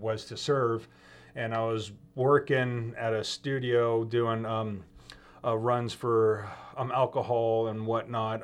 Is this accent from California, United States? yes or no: yes; outside of Oakland, the East Bay, California, United States; moved away as an adult; I'm outside of Oakland, the East Bay, where I was raised